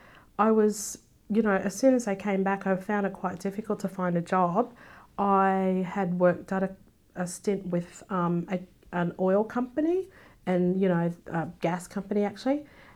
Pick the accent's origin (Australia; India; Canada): Australia; No, I'd always say, no, I'm Australian. And even the black people in America, you're not black because you don't sound black. You know, mm-hmm. you're from England. I'm like, no, I'm a black Australian.